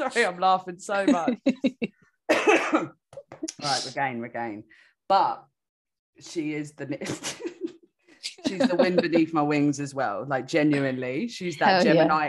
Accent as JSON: {"language": "English", "region": "London", "country": "United Kingdom", "moved": "yes", "said": "I'm from London"}